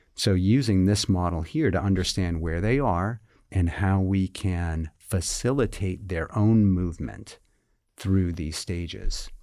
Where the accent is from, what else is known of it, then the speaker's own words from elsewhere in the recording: Massachusetts, United States; moved away as an adult; now in Virginia, United States; I'm originally from Massachusetts. you know, born, bred